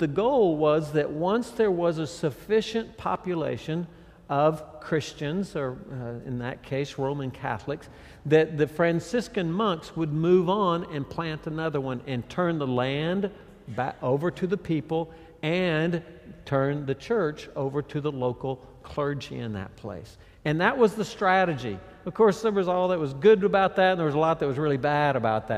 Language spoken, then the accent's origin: English; Texas, United States; I grew up, I was born and raised in Texas. My ministry has pretty much been there